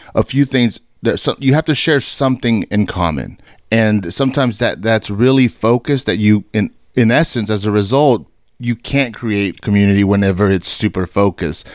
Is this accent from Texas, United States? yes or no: yes; Fort Worth, Texas, United States; born and raised in Fort Worth